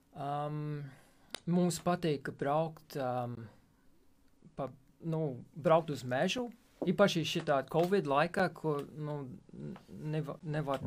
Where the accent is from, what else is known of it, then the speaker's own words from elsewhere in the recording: West Virginia, United States; Latvian is a second language; moved away as an adult; now in Latvia; es esmu no Rītuma Virģīnijas.